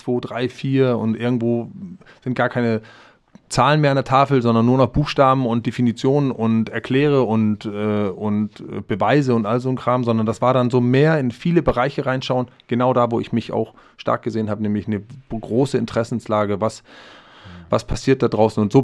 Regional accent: Denmark; ich hatte die, das Bedürfnis, zurück in mein Heimatland zu gehen, dort zu leben, zu wohnen zu atmen, die Menschen, also die dänische Sprache auch wieder nochmal näher.

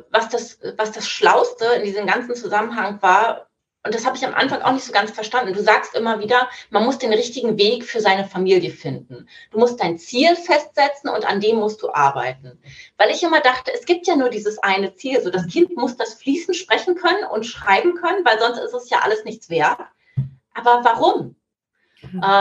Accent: Germany; ah, tut mir leid, ich bin Deutsche, ich verstehe das nicht so gut.

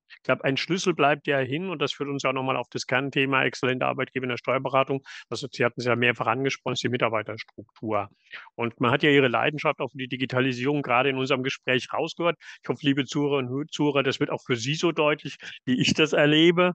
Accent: Southern Germany, Germany; now in northern Germany; als ein gebürtiger Süddeutscher gesagt und, äh, jetzt in Norddeutschland beheimatet.

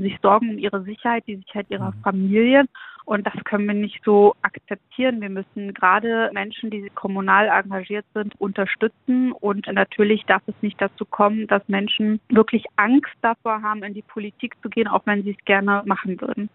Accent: Schwerin, Mecklenburg-Vorpommern, Germany; in meiner Heimatstadt Schwerin

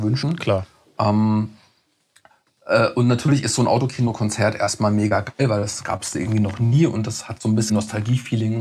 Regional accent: Mörfelden-Walldorf, Hesse, Germany; moved away as an adult; now in Frankfurt, Germany; ich komme aus Neufelden-Waldorf

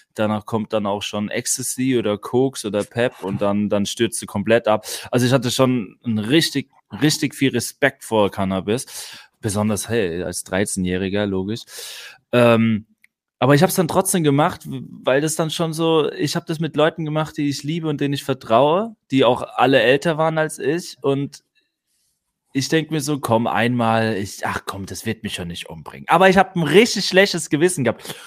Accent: Neustadt an der Weinstraße, Rhineland-Palatinate, Germany; also born or lived in Mannheim; Ich bin die ersten acht Lebensjahre äh, in Mannheim aufgewachsen, dann haben sich meine Eltern getrennt. Dann ist Mama mit ihren drei Kindern in die Pfalz gezogen, Neustadt an die Weinstraße. Dort haben wir dann bis zu meinem 16. Lebensjahr, also acht Jahre dort auf dem Dorf gelebt

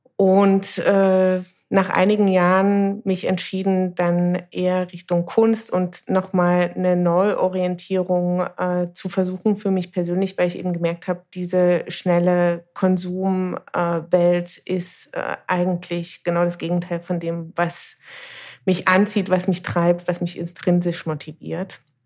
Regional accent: Dresden, Saxony, Germany; Ich bin in Dresden geboren, gehöre zu der Generation der sogenannten Unberatenen, das heißt dritte Generation Ost.

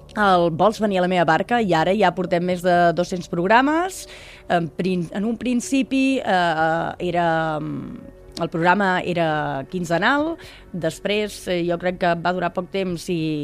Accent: Mont-roig del Camp, Catalonia, Spain; una ràdio pirata que teníem a Montroig del Camp, que és el meu poble

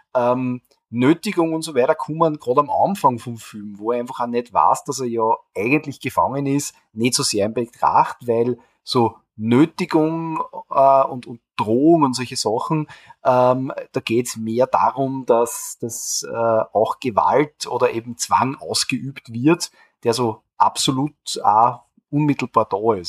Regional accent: Austria; bei uns in Österreich

